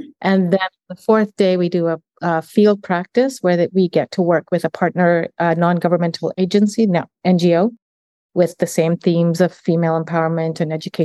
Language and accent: English; Uganda; now in Canada; I'm from Uganda